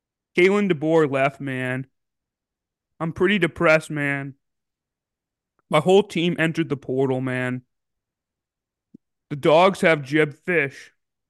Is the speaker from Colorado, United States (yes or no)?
no; Seattle, Washington, United States; now in Walla Walla, United States; I'm originally from the Seattle area, man, but I moved to Walla Walla because I wanted to live off the land.